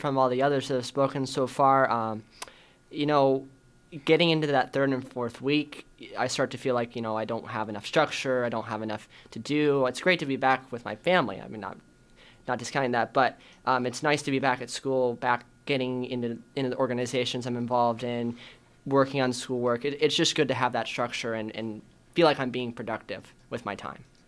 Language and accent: English; Chandler, Arizona, United States; I'm from Chandler